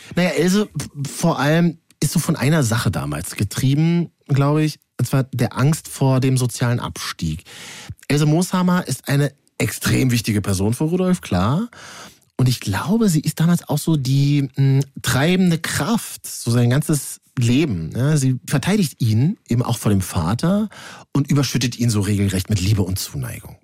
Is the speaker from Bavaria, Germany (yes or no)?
no; Berlin, Germany; für mich als Berliner